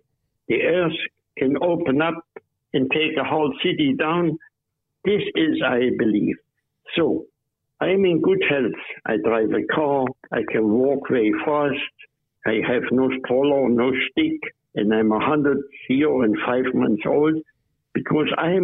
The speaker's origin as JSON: {"language": "English", "country": "Germany", "moved": "yes", "lives_now": "Australia", "said": "I used to be German. Now I'm Australian"}